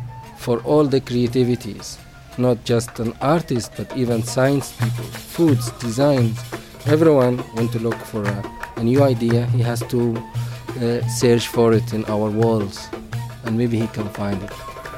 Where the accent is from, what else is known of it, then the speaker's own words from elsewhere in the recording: Barat village, west bank of Luxor, Luxor Governorate, Egypt; I am from Barat village in the west bank of Luxor, where all that monuments and temples around.